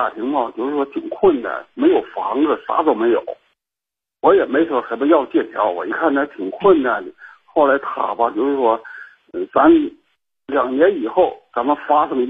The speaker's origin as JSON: {"language": "Chinese", "town": "Shenyang", "region": "Liaoning", "country": "China", "said": "我家是沈阳的，"}